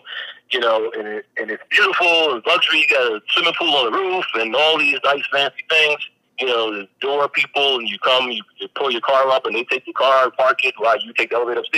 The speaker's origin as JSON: {"language": "English", "town": "New York City", "region": "New York", "country": "United States", "tie": "born or raised there", "also_born_or_lived": "London"}